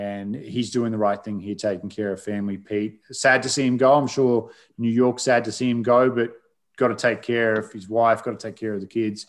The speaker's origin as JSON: {"language": "English", "country": "Australia", "said": "I'm Australian"}